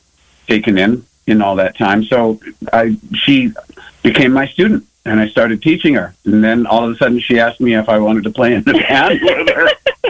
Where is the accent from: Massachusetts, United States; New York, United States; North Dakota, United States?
North Dakota, United States; Bismarck; moved away as an adult; also born or lived in Las Vegas / West Coast / Austin; I moved back to my hometown of Bismarck, North Dakota, in 2004.